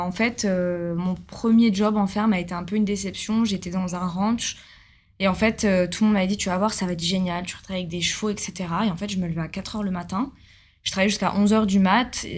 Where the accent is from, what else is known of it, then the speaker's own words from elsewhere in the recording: Bordeaux, Nouvelle-Aquitaine, France; moved away as an adult; now in Australia; moi, je suis bordelaise. J'ai toujours vécu, euh, près de ma famille